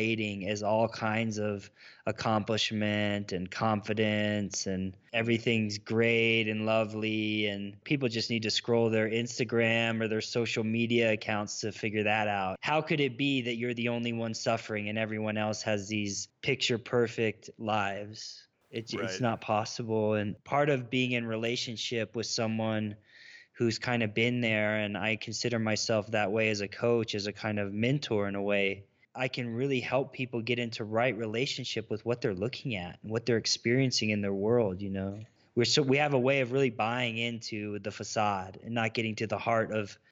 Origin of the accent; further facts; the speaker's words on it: the South, United States; growing up in the South